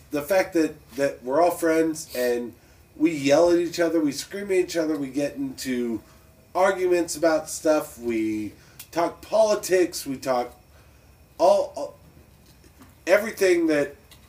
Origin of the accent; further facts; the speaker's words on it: Ramstein, Rhineland-Palatinate, Germany; also born or lived in Fort Walton Beach; now in Pensacola, United States; Okay, well, but by the time I was two, I was living in Germany.